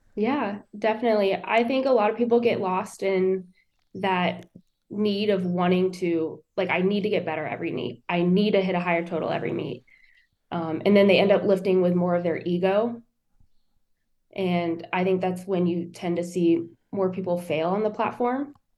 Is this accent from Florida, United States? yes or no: yes; New Smyrna Beach, Florida, United States; born and raised in New Smyrna. I'm a 12th generation Floridian